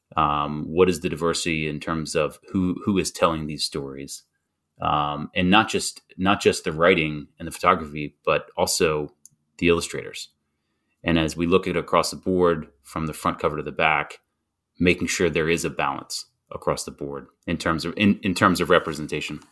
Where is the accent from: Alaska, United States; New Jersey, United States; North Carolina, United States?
North Carolina, United States; growing up in North Carolina